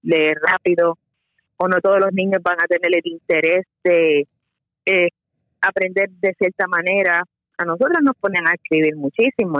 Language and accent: Spanish; Bayamón, Puerto Rico; also born or lived in San Juan, Puerto Rico; Yo nací en San Juan, pero este mis padres se mudaron a Bayamón cuando tenía edad de, ocho 8 años, así que entre San Juan y Bayamón fue que me crié.